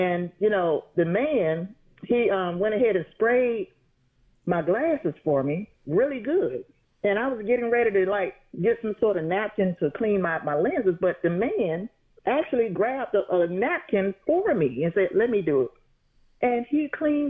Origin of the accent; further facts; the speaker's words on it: Atlanta, Georgia, United States; I'm from Atlanta